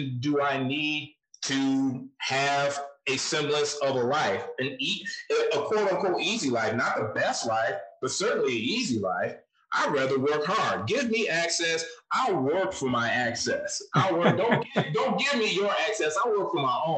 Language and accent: English; Flint, Michigan, United States; moved away; I know where I came from. I came from Flint, Michigan. It's not the best place to escape from, but I did it